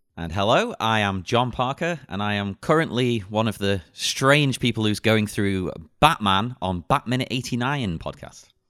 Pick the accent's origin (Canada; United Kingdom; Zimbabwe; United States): United Kingdom; England; I'm English